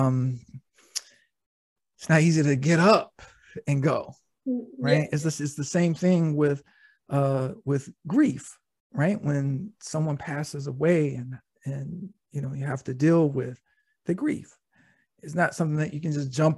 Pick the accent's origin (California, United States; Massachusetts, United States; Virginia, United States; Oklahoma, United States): Virginia, United States; Norfolk; I was born in Norfolk, Virginia